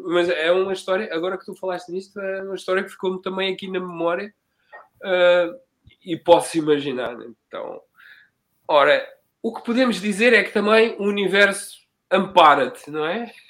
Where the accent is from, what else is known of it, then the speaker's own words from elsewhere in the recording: Margem Sul, Setúbal, Portugal; also born or lived in Cape Verde; eu que sou daqui da Margem Sul